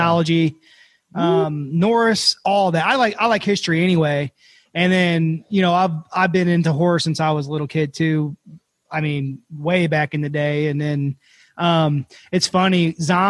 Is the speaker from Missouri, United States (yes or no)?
yes; Missouri hills, United States; I am from Missouri Hills.